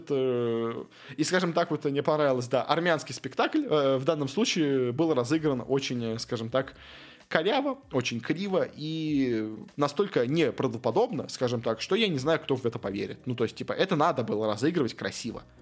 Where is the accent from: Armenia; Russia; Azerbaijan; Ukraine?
Armenia; вообще мы бедные армяне, на нас сейчас нападают э, азербайджанцы, э, поддержите вообще бедный армянский клуб